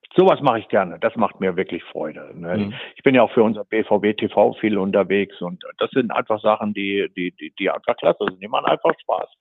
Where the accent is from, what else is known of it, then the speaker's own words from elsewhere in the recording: Sauerland, North Rhine-Westphalia, Germany; ich komme aus dem Sauerland